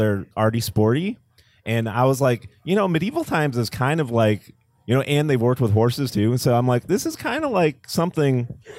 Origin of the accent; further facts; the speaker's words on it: Dallas, Texas, United States; We're from Dallas, too.